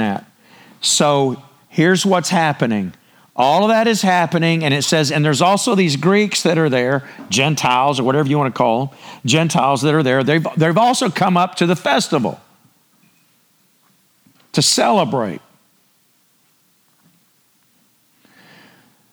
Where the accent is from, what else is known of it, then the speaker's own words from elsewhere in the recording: Texas, United States; I literally live 30 minutes from the house I grew up in, and I'm 63, so my roots are pretty deep around here